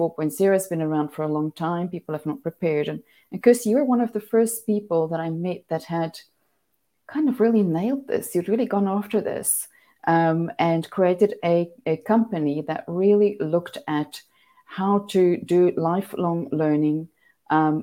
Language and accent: English; South Africa; now in Ireland; I'm a South African